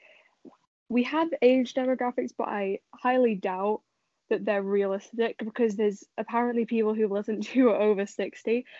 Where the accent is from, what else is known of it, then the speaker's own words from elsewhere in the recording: England, United Kingdom; I'm from England